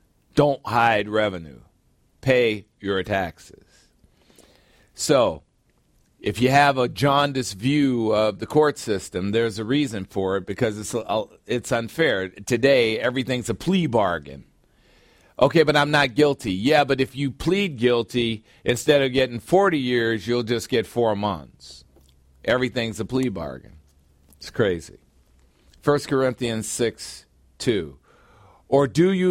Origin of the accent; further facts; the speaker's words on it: United States; I'm an American